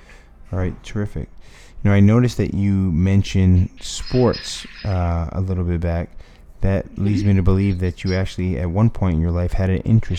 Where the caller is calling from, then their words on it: Miami Beach, Florida, United States; I'm calling you from Miami Beach.